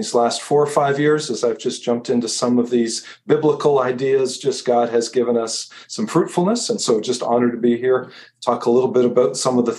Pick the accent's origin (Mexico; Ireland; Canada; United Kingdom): Canada; St. Catharines, Ontario; I'm from St. Catharines, Ontario, Canada, which is right near Niagara Falls.